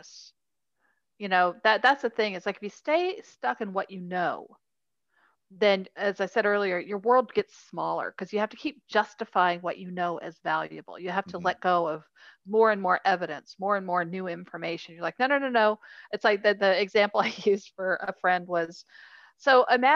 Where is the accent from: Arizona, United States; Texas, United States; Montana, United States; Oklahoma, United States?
Texas, United States; Houston; also born or lived in London; I was born in London, but I grew up in Houston